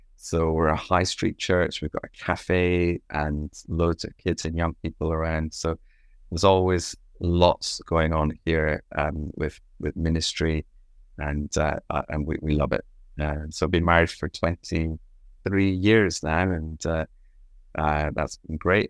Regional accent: Scot, Scotland, United Kingdom; now in Loughton, United Kingdom; I'm a Scot

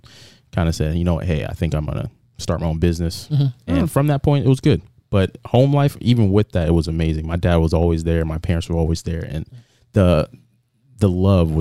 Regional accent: Riviera Beach, Florida, United States; I was born in Florida, from Riviera Beach, Florida

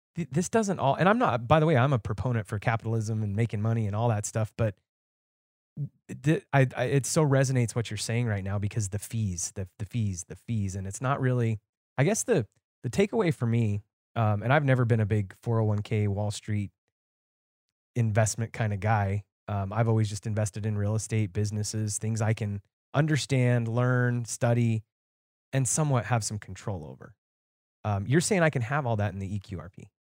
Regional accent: Nevada, United States; moved away; I was originally from Nevada

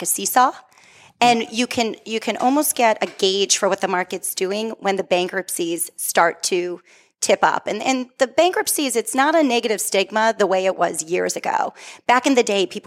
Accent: Methuen, Massachusetts, United States; I grew up on the West End. I am born and bred in Methuen.

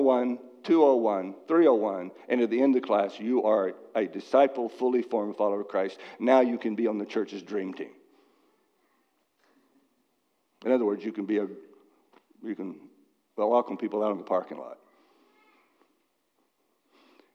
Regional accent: Dallas, Texas, United States; now in Massachusetts, United States; I was raised in Dallas

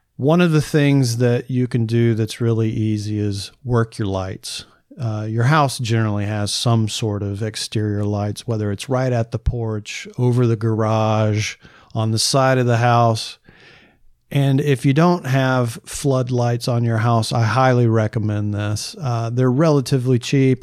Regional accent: the South, United States; I'm from the South

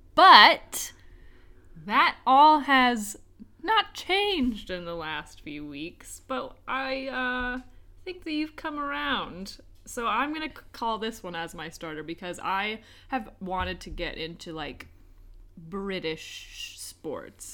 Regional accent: United States; moved away as an adult; now in United Kingdom; where I grew up in America

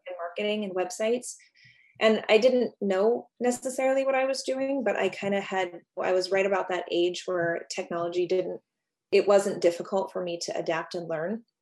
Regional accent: Alaska, United States; moved away as an adult; also born or lived in Los Angeles; I was born and raised in Alaska.

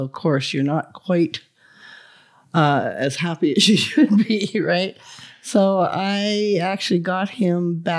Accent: Quebec, Canada; In the Gaspé Peninsula.

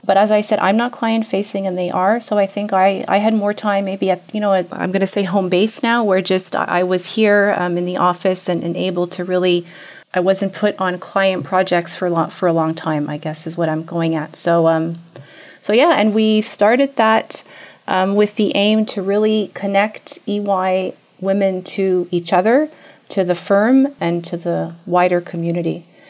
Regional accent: Canada; moved away as an adult; now in Switzerland; I have Swiss parents, but I was born and raised in Canada.

